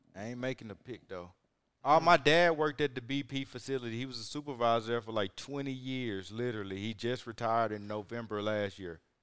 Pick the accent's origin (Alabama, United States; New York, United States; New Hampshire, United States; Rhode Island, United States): Alabama, United States; Huntsville; I'm from the top of the bottom. North Alabama. Near Huntsville, Alabama, that is.